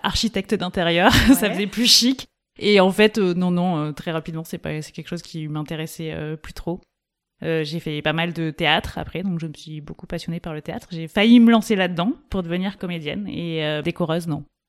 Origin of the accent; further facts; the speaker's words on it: Toulouse, Occitania, France; now in Grenoble, France; J'ai grandi à Toulouse, enfin dans l'agglomération toulousaine